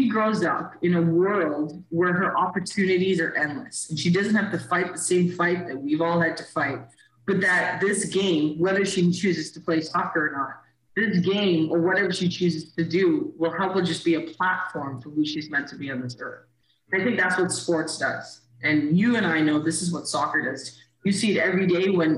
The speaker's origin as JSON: {"language": "English", "country": "Canada", "tie": "born or raised there", "also_born_or_lived": "Caribbean", "said": "I moved to Canada when I was 8."}